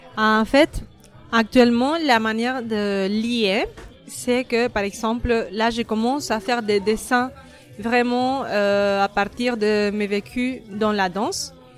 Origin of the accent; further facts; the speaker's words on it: Argentina; now in France; je viens d'Argentine.